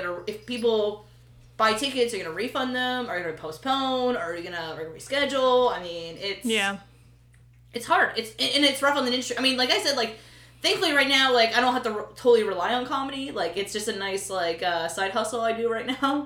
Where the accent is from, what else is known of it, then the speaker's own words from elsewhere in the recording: Pennsylvania, United States; we're from Pennsylvania